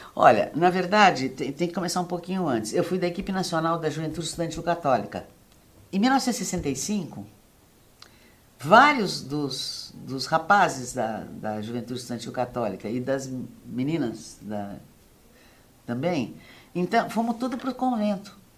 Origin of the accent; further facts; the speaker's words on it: Santos, São Paulo, Brazil; now in Paraíba, Brazil; Eu nasci em Santos